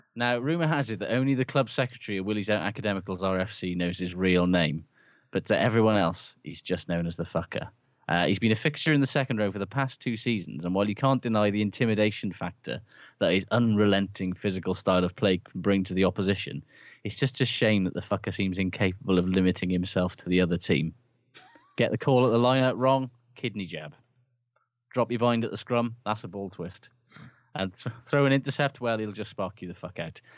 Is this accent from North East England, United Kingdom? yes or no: no; Aberdare, Wales, United Kingdom; I'm from Aberdare